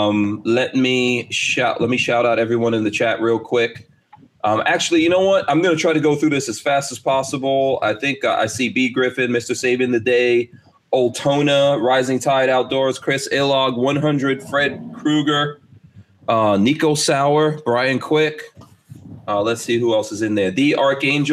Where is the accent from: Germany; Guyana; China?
Guyana; Georgetown; also born or lived in New Jersey / New York; now in Florida, United States; I live in Florida. I was born in Georgetown, Guyana.